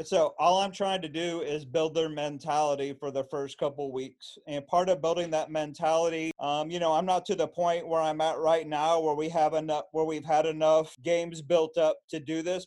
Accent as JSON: {"language": "English", "region": "Illinois-Indiana border", "country": "United States", "tie": "born or raised there", "moved": "yes", "said": "I grew up on the Illinois Indiana border"}